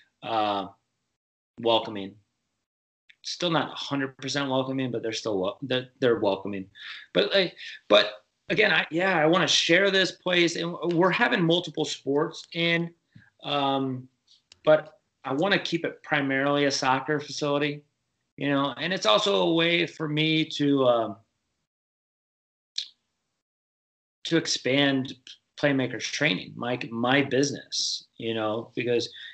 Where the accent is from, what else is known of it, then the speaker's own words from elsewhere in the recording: Michigan, United States; also born or lived in Kansas City / Buffalo area; now in Buffalo, United States; I grew up in Michigan